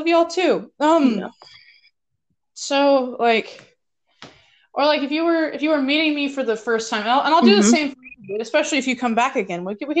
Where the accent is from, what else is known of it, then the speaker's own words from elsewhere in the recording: Fort Worth, Texas, United States; now in Alaska, United States; I come from the hustle and bustle of Fort Worth, Texas, which has, I learned the other day, more people in it than the entirety of Alaska, where I live now.